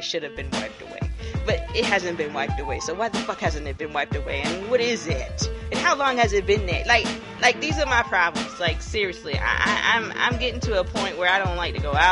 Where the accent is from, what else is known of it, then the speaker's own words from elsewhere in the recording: Hilton Head, South Carolina, United States; now in Columbia, United States; I'm from Hilton Head, South Carolina